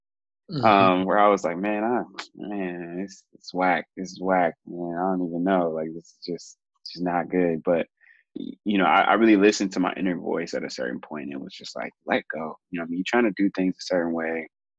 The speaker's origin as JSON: {"language": "English", "town": "Oakland", "region": "California", "country": "United States", "tie": "born or raised there", "also_born_or_lived": "Santa Barbara / Atlanta / Mississippi / South Africa", "said": "I am originally from California, born in Santa Barbara, raised in East Oakland, but I also moved a ton, went to 13 different schools growing up."}